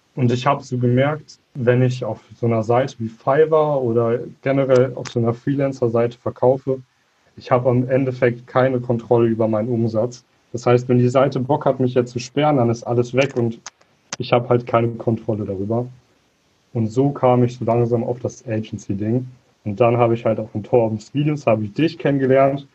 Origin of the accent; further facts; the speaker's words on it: Münster area, North Rhine-Westphalia, Germany; komme aus dem Bereich Münster, aus einer kleinen Vorstadt davon